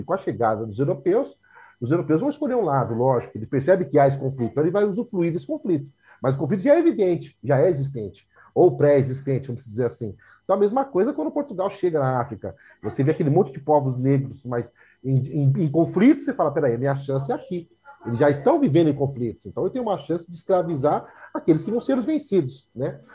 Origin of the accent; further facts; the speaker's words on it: São Paulo, Brazil; minha história é marcada pela Zona Leste. Morei no Carrão um tempo, Aí depois saí do Carrão, fui para Cidade Tiradentes, aí estou aqui até hoje